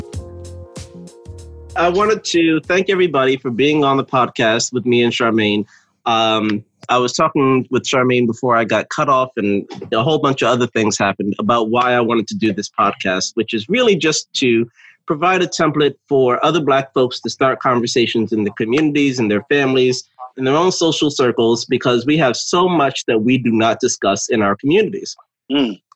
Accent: Edison, New Jersey, United States; also born or lived in Newark, New Jersey / East Orange, New Jersey; moved from Newark to East Orange to Edison, New Jersey, which is where I spent the majority of my um, childhood and uh, young adulthood

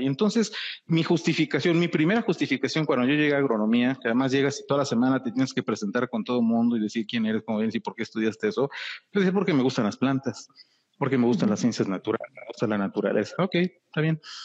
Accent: Mexico; soy mexicano, amo mi país, amo mi tierra

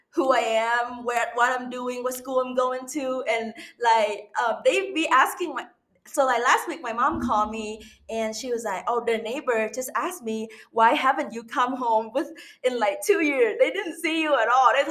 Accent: Ho Chi Minh City, Vietnam; English is a second language; I was born and raised in Ho Chi Minh City, which is like a biggest city in Vietnam, mm-hmm. and they have like a lot of skyscraper and, and tall building

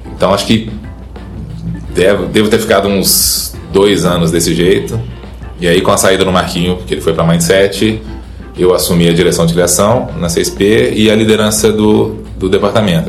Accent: Belo Horizonte, Minas Gerais, Brazil; moved away as an adult; also born or lived in São Paulo; now in Ribeirão Preto, Brazil; sou mineiro de Belo Horizonte

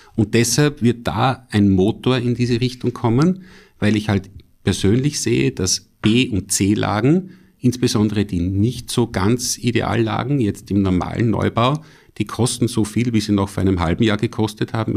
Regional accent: Styria, Austria; als Steirer

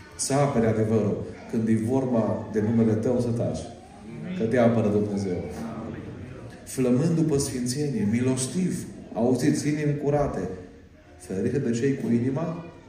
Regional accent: Arad, Arad County, Romania; Eu am fost născut în, în Arad.

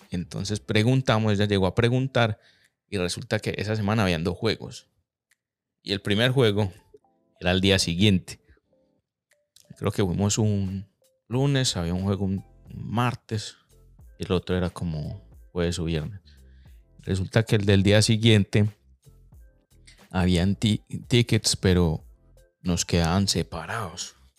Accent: Medellín, Antioquia, Colombia; yo crecí en Colombia, en Medellín

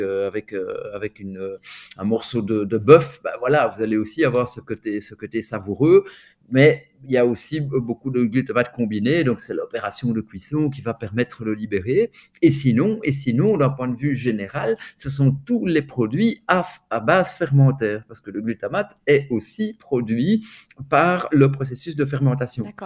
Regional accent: Milan, Lombardy, Italy; moved away; je suis né à Milan

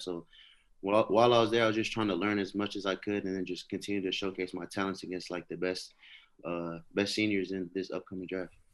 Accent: Hawthorne, California, United States; being raised in California, uh, in, like, Hawthorne

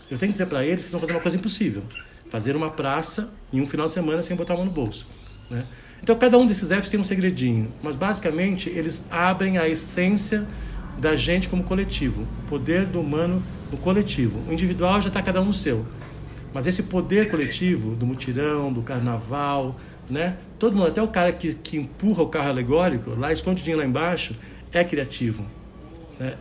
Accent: Santos, São Paulo, Brazil; Eu nasci em Santos, né, São Paulo, do lado da Mata Atlântica

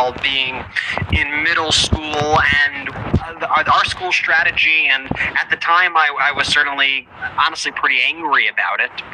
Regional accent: New York, United States; we live in New York

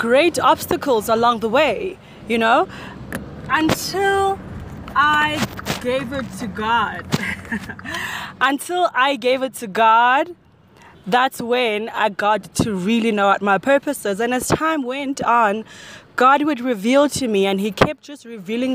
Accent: Johannesburg, Gauteng, South Africa; I grew up in Soweto, which is in Johannesburg, South Africa

